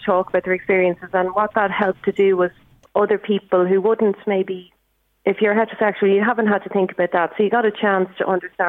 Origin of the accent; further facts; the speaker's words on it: Drogheda, Leinster, Ireland; I'm from Drogheda myself